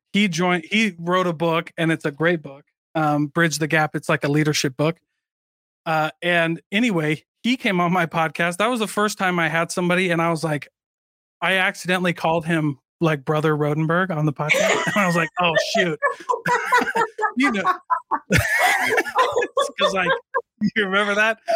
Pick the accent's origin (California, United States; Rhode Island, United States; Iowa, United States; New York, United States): Iowa, United States; moved away; also born or lived in Provo, Utah; I am from Iowa